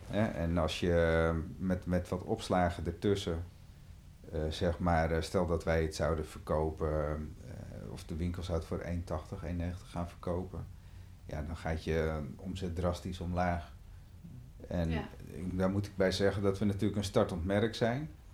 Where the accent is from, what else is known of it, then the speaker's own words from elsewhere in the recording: Amstelveen, North Holland, Netherlands; Ik kom uit Amstelveen en daar zit best een heel goed vogelweidegebied ook, de Bovenkerkenpolder. Um, ehm, en daar liep ik van mijn vijf tot mijn vijftiende bij een, vriendje op de boerderij